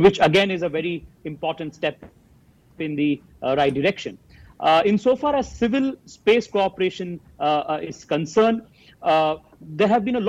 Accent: Bangalore, Karnataka, India; I come from Bangalore.

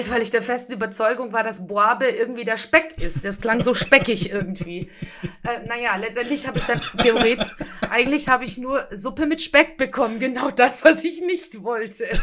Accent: Stuttgart, Baden-Württemberg, Germany; komme aus Stuttgart, wir haben keinen Bahnhof

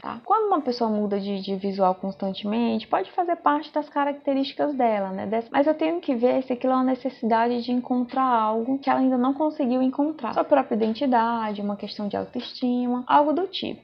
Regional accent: Brazil; Eu sou bem nativa, sou bem brasileira mesmo, eu só falo no modo aportuguesado.

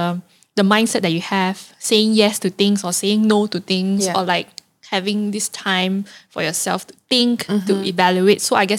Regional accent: Kepong, Kuala Lumpur, Malaysia; From Kepong.

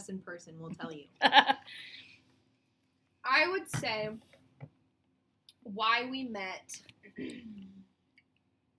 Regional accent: Iowa, United States; I'm from Iowa

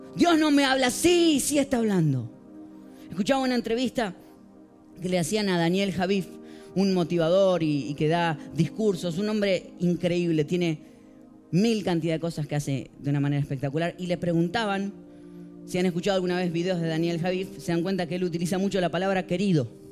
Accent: Morón, Buenos Aires Province, Argentina; Yo vengo de la ciudad de Morón, en Buenos Aires, Argentina

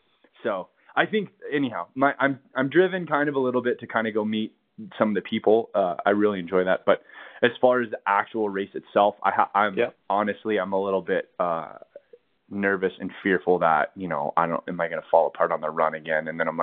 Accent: California, United States; now in Colorado, United States; Cause that's the thing I noticed in moving here to Colorado is, you know, growing up in California

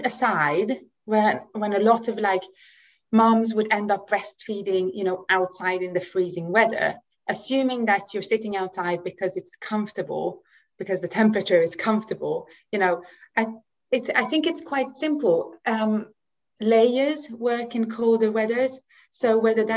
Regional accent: Sweden; now in United Kingdom; I grew up in Sweden

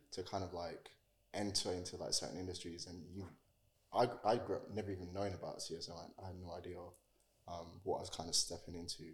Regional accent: Jamaica; also born or lived in East London / Romford / Chadwell Heath; now in United Kingdom; I was actually born and raised in Jamaica

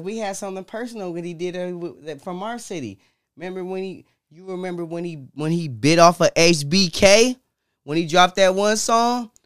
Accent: Detroit, Michigan, United States; Detroit, that's where we come from

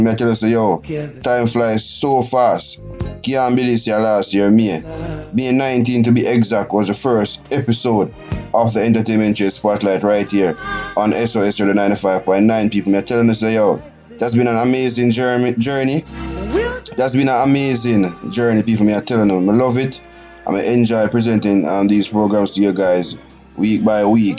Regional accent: Jamaica; my home country, Jamaica

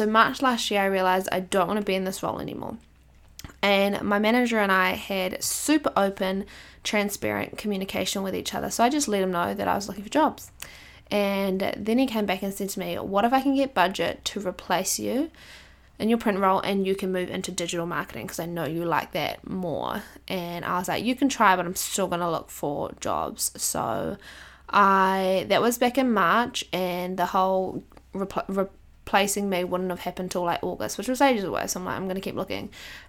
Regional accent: Palmerston North, Manawatū-Whanganui, New Zealand; So the National Support Office is in my hometown, Palmerston North, which is close to where we live.

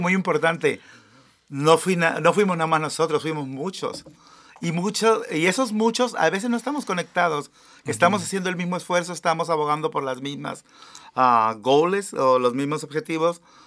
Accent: Mexico; also born or lived in Seattle area, Washington, United States; now in United States; los que venimos de México

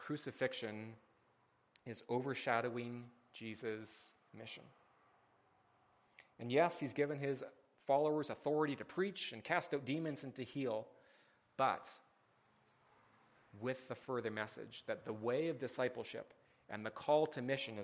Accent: Canada; as a Canadian

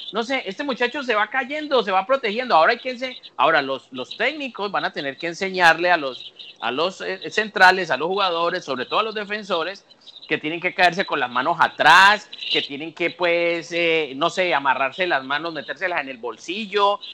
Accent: Colombia; mi país, de Colombia

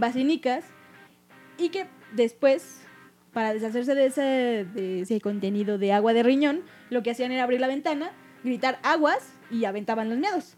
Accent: northern Mexico, Mexico; del norte, de donde nosotros somos.

